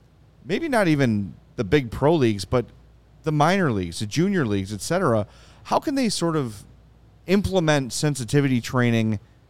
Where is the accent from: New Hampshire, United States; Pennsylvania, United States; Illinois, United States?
Illinois, United States; Oak Lawn; I grew up in Oak Lawn. Almost everybody in my high school was white. Grade school, 100% white, right?